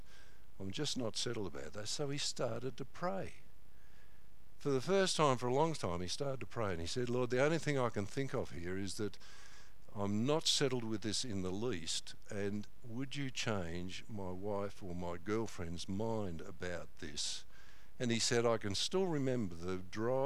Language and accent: English; Corryong, Victoria, Australia; now in Mount Clear, Australia; he was in our church in Corryong for a while